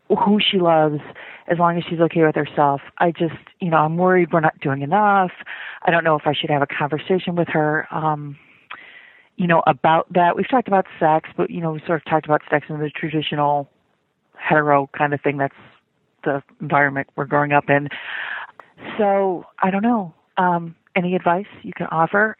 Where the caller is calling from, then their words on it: Chicago, Illinois, United States; I'm calling from Chicago